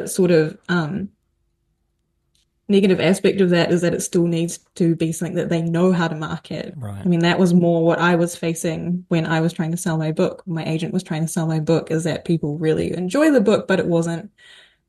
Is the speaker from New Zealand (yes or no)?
yes; New Zealand; we're both from New Zealand